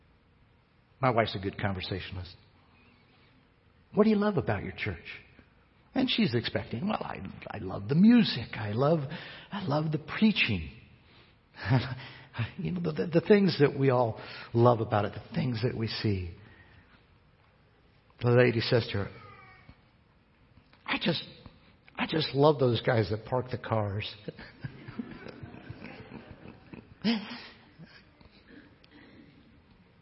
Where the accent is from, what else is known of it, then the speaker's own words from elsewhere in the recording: United States; I'm an American